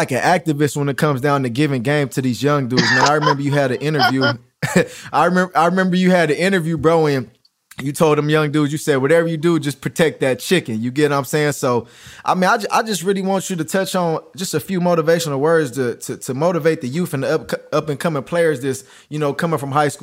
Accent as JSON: {"language": "English", "area": "Crenshaw", "region": "California", "country": "United States", "said": "I came from Crenshaw"}